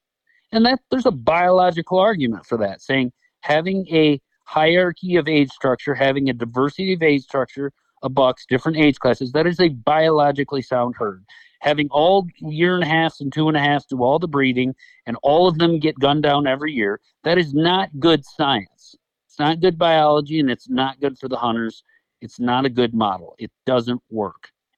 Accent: Michigan, United States; Now, is it better than, you know, where I came from, Michigan?

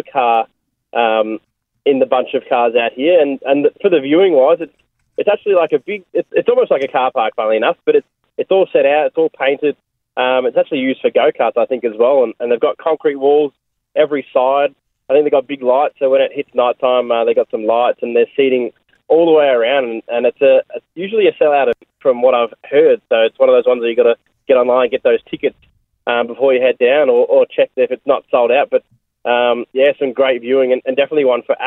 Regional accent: Australia; also born or lived in Melbourne, Victoria; I'm from Australia

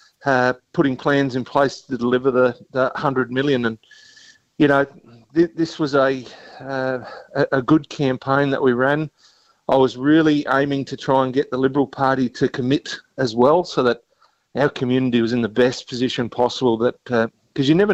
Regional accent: Mount Gambier, South Australia, Australia; growing up in Mount Gambier

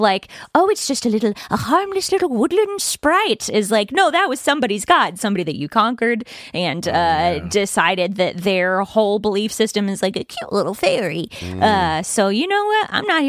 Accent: the Bay Area, California, United States; I grew up in the Bay Area and around a lot of people who are into some woo-woo shit.

